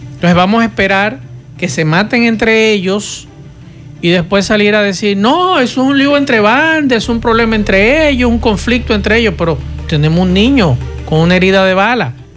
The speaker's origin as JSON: {"language": "Spanish", "country": "Dominican Republic"}